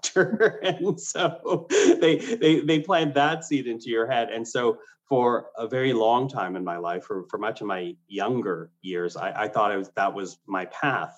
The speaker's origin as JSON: {"language": "English", "country": "Canada", "tie": "born or raised there", "also_born_or_lived": "Philippines", "second_language": "English", "said": "I was not born in Canada. My family immigrated here, and I was 3 years old. English was not my first language."}